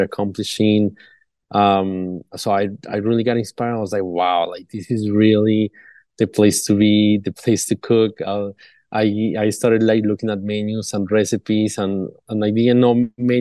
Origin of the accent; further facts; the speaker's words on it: Bogota, Colombia; moved away; I'm originally from Bogota, Colombia. And back then, I used to be very involved with all the family reunions when I was little